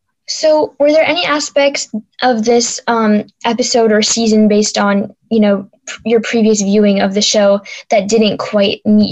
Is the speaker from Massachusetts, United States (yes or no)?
yes; Boston, Massachusetts, United States